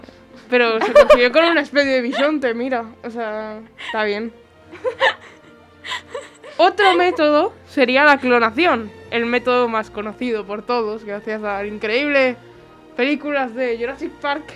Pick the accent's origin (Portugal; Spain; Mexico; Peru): Spain; somos los españoles